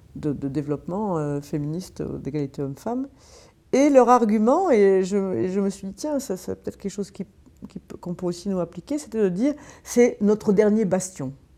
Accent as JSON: {"language": "French", "town": "Marseille", "region": "Provence-Alpes-Côte d'Azur", "country": "France", "moved": "yes", "said": "je viens de Marseille à l'origine"}